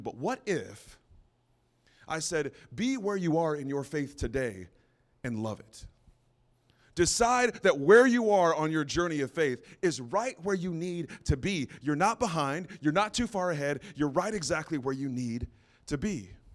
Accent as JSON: {"language": "English", "town": "San Antonio", "region": "Texas", "country": "United States", "tie": "born or raised there", "also_born_or_lived": "Santa Fe, New Mexico", "said": "I was born in Santa Fe, New Mexico, lived in New Mexico until I was around nine or ten, and then we moved to San Antonio, Texas. So I did a lot of my growing and learning and a lot of my mistakes in Texas"}